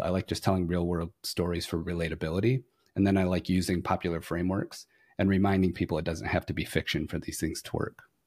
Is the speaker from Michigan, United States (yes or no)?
yes; Flint, Michigan, United States; moved away as an adult; now in Fort Worth, United States; I'm originally from Flint, Michigan